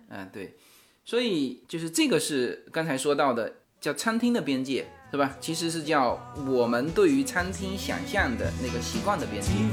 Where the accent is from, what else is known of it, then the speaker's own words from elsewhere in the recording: China; 我们中国人特别讲究